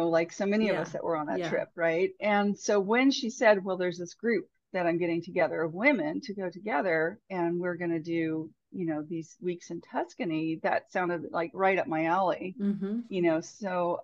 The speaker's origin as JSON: {"language": "English", "region": "Northern California", "country": "United States", "tie": "born or raised there", "said": "from California originally, and grew up in Northern California"}